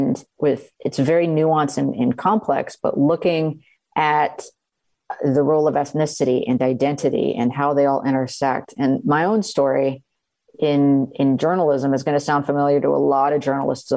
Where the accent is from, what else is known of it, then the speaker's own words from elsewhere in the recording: South Texas, United States; I grew up in South Texas, right on the border, just a few miles from Mexico